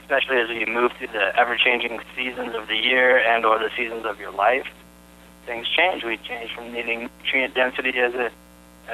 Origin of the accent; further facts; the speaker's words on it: Boulder, Colorado, United States; I grew up in Boulder, Colorado